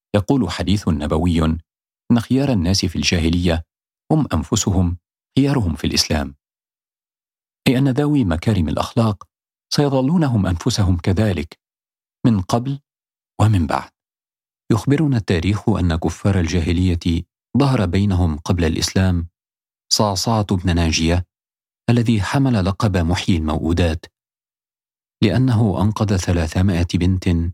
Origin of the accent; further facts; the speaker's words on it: Upper Egypt, Egypt; also born or lived in Cairo, Egypt; now in London, United Kingdom; قريتي بصعيد مصر.